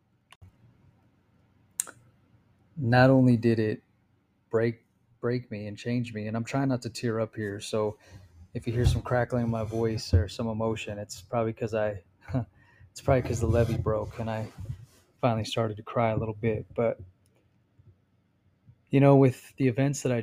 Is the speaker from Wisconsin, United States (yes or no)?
no; Arizona, United States; moved away as an adult; also born or lived in California; now in Utah, United States; Arizona, even though it's my home state